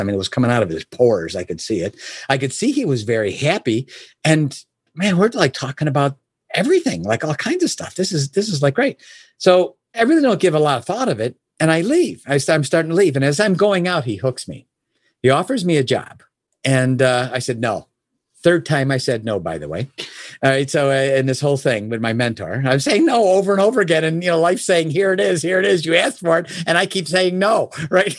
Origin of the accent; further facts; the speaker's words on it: Oak Brook, Illinois, United States; I was born and raised in Chicago area. a place called Oak Brook specifically